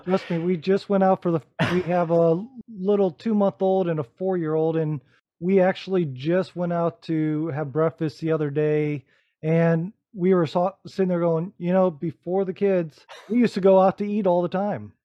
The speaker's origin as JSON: {"language": "English", "town": "Rising Sun", "region": "Ohio", "country": "United States", "moved": "yes", "said": "I'm originally from Northwest Ohio myself, right out of a small farm town with one blinking light that no one's ever heard"}